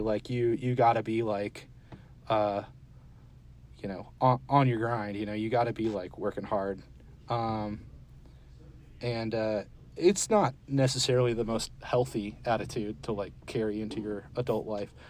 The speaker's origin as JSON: {"language": "English", "region": "Florida", "country": "United States", "tie": "born or raised there", "also_born_or_lived": "Georgia / Dallas, Texas", "moved": "as an adult", "lives_now": "Richardson, United States", "said": "I grew up in Florida okay. and lived in Georgia for a while too. So I'm from the Southeast"}